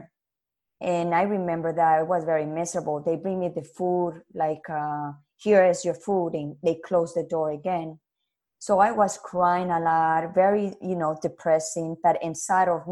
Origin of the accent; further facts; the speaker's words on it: Colombia; English is a second language; moved away; also born or lived in Canada; we was living in Canada and my father and my mother decided to go back to my country where I'm original are. I'm from Colombia.